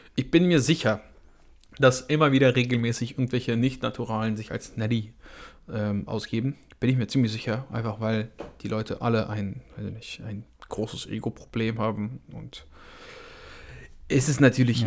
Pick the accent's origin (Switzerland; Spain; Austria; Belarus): Belarus; now in Germany; bin ich ja ursprünglich aus Weißrussland